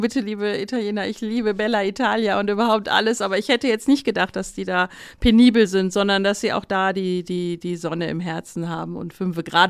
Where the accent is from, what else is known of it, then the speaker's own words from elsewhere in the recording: Ruhr area, North Rhine-Westphalia, Germany; moved away; also born or lived in Austria; Ich komme auch aus dem Ruhrgebiet, bin beziehungsweise dort groß geworden